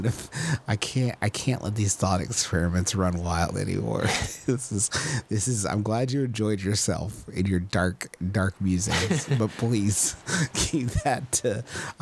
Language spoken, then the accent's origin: English; Huntington, West Virginia, United States; here in my hometown of Huntington, West Virginia